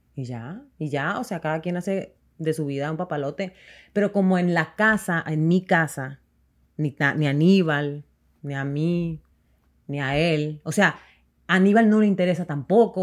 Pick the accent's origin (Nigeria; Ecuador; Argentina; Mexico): Mexico; moved away; nosotros como mexicanos llegamos aquí